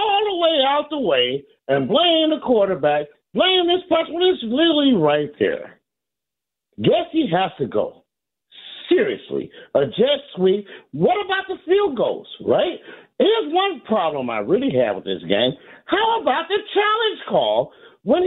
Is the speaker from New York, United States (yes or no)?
no; Chicago, Illinois, United States; now in Fort Lauderdale, United States; I live in Fort Lauderdale, Florida. I come from Chicago. I went to Chicago Vocational High School